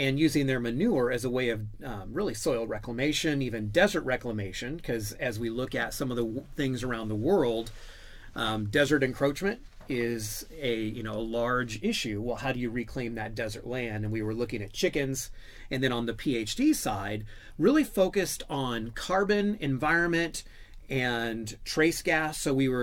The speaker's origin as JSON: {"language": "English", "region": "Washington", "country": "United States", "tie": "born or raised there", "said": "I grew up in Washington State"}